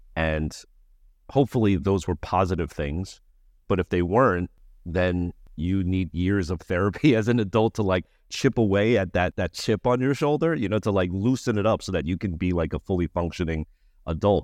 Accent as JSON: {"language": "English", "country": "United States", "said": "I'm Asian American"}